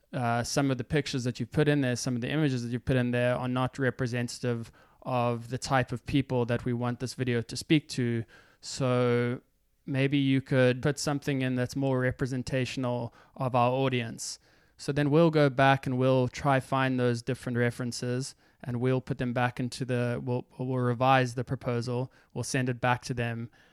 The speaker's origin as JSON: {"language": "English", "town": "Johannesburg", "region": "Gauteng", "country": "South Africa", "tie": "born or raised there", "also_born_or_lived": "Stellenbosch, South Africa / Cape Town, South Africa / New York, United States", "moved": "as an adult", "lives_now": "United States", "said": "I grew up in Johannesburg. I went to school there. So I was in, in Johannesburg for the first eighteen years of my life."}